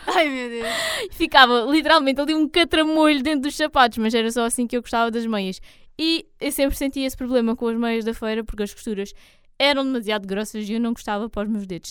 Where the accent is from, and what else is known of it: Algarve, Portugal